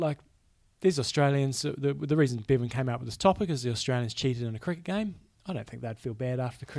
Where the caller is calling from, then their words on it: Wisconsin, United States; I'm in Wisconsin.